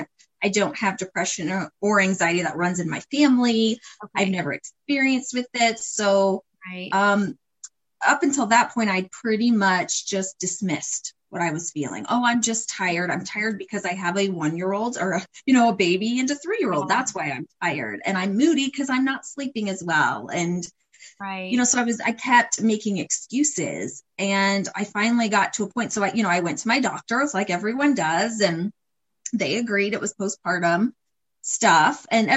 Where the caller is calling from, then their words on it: Ohio, United States; Yeah, I'm joining from Ohio.